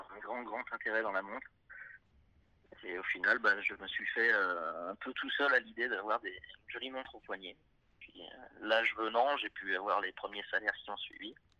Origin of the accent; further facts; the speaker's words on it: Clermont-Ferrand, Auvergne-Rhône-Alpes, France; je suis un mec de Clermont-Ferrand